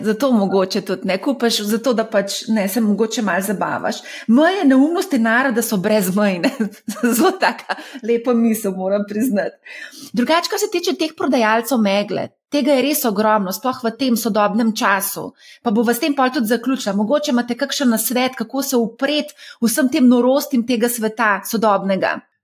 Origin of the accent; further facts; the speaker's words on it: Slovenia; Slovenci smo